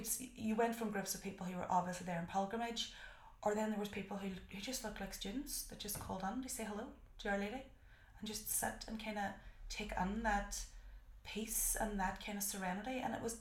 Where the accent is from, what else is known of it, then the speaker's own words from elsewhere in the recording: Derry, Northern Ireland, United Kingdom; I'm from Derry.